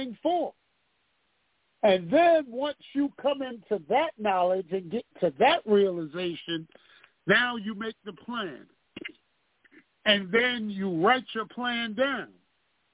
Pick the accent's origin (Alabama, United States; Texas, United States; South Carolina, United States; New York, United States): New York, United States; New York City; I was growing up on Hart Street in Bedford-Stuyvesant